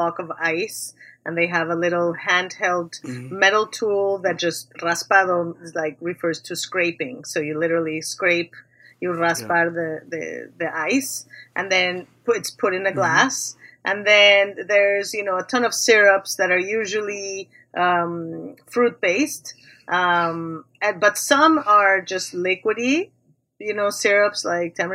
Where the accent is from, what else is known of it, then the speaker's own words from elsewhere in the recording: Mexico City, Mexico; growing up in Mexico City